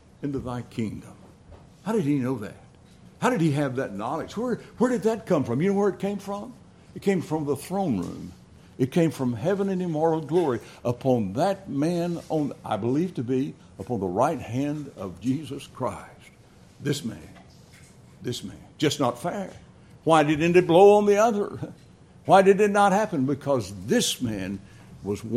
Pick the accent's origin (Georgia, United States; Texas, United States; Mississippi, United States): Texas, United States; Dallas; I was raised in Dallas, Texas